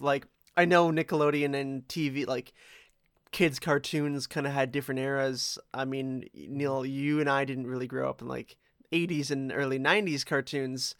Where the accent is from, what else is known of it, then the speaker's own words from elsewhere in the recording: Toronto, Ontario, Canada; I, I grew up in Etobicoke